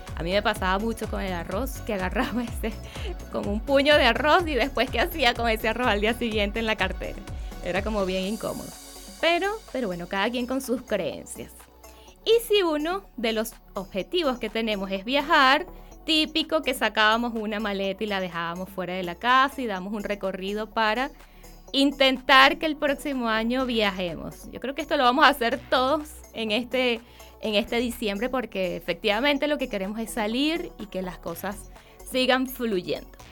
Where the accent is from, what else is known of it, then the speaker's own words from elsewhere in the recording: Venezuela; now in Chile; en el país de donde yo vengo, en Venezuela